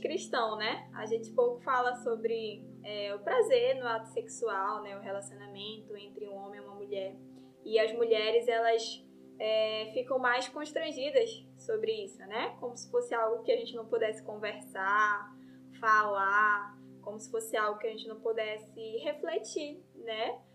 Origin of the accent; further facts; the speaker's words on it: Belém, Pará, Brazil; moved away as an adult; now in Rondônia, Brazil; eu sou de Belém, né, sou paraense.